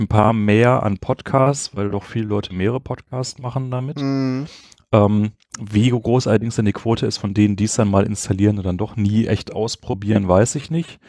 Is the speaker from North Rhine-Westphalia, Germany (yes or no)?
yes; Bochum, North Rhine-Westphalia, Germany; moved away as an adult; also born or lived in Essen / Göttingen; now in Berlin, Germany; geboren bin ich aus Essen, nein, in Essen und dann bin ich eigentlich aus Bochum von der Sozialisation her und dann studiert in Göttingen und jetzt in Berlin